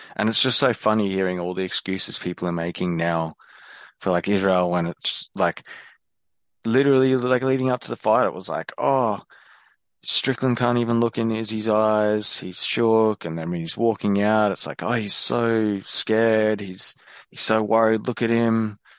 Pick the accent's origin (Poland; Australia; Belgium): Australia; as an Aussie